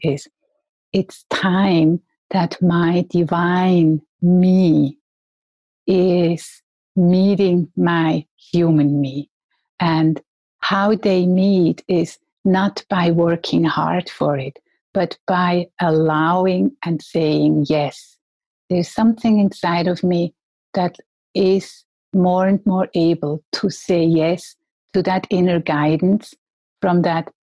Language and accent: English; Switzerland; I'm from Switzerland